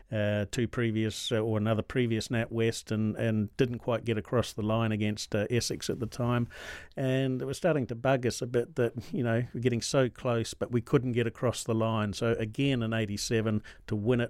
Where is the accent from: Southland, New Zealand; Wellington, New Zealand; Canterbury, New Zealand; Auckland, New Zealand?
Canterbury, New Zealand; Christchurch; I'm a Kiwi. born and bred in Christchurch, New Zealand